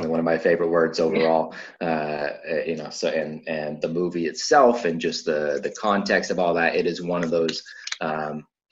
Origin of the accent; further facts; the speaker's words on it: Vacaville, California, United States; I grew up in Vacaville